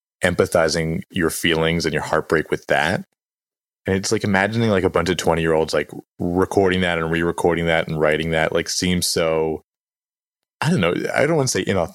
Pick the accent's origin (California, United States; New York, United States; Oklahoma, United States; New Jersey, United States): New Jersey, United States; we're both from New Jersey